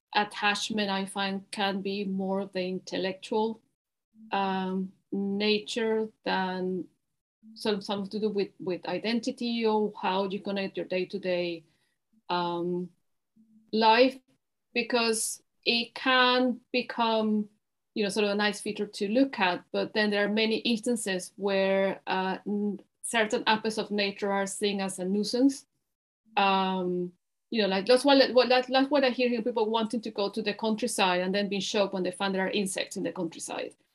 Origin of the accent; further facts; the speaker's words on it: Caracas, Capital District, Venezuela; moved away as an adult; now in England; I'm originally from Venezuela and I'm Caracas, and I'm now living in uh, in England